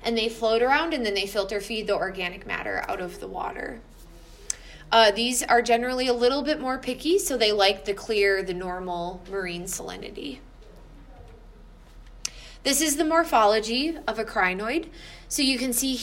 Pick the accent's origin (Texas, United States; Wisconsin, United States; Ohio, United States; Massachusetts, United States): Wisconsin, United States; where I grew up in Wisconsin, in the limestones.